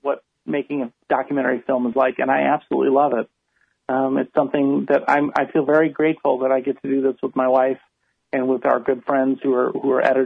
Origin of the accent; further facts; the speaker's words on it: Chicago, Illinois, United States; I grew up in Chicago.